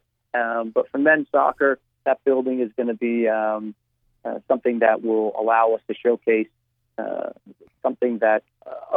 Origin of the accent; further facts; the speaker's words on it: New Jersey, United States; moved away as an adult; I still tell them I'm from New Jersey because I feel that that's, you know, where I spent my first 22, 23 years of my life